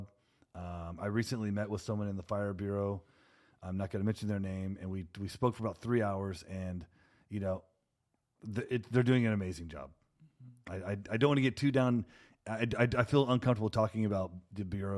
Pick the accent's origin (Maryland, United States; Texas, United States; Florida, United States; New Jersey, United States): Texas, United States; Houston; now in Portland, United States; I'm from Houston, Texas